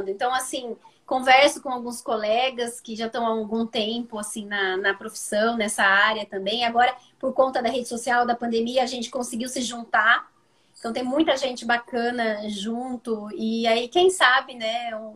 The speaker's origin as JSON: {"language": "Portuguese", "town": "Campinas", "region": "São Paulo", "country": "Brazil", "said": "Aqui, eu sou de Campinas, então algumas pessoas podem não, não saber."}